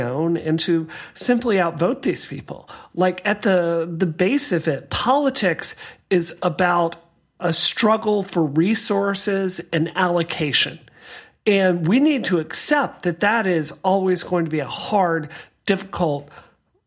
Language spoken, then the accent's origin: English; the South, United States; I grew up in the South